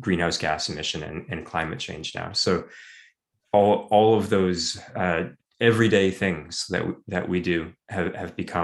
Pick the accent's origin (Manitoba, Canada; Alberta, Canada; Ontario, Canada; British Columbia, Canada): British Columbia, Canada; Vancouver; growing up in Vancouver